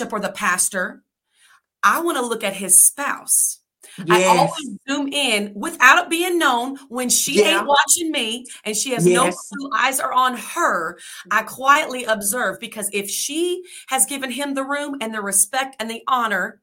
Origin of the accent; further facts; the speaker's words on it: St. Louis, Missouri, United States; moved away as an adult; also born or lived in Columbus, Ohio / North Carolina; I'm from St. Louis, Missouri originally